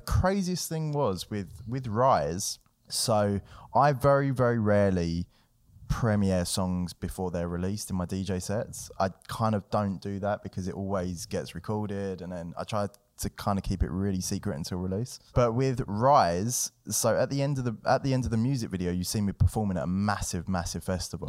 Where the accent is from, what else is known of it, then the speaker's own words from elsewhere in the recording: London, United Kingdom; growing up in London was cool